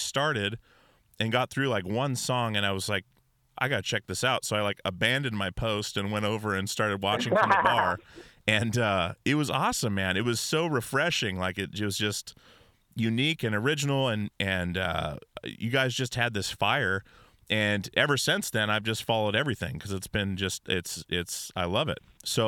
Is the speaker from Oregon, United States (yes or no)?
yes; Portland, Oregon, United States; I'm from Portland, Oregon